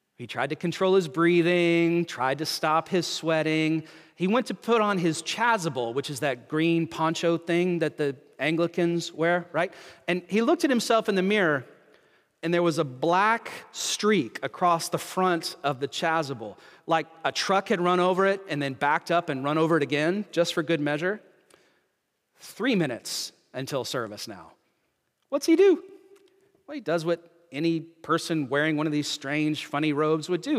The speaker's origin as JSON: {"language": "English", "region": "North Carolina", "country": "United States", "tie": "born or raised there", "moved": "yes", "lives_now": "Canada", "said": "a fellow North Carolinian of mine. In my home state"}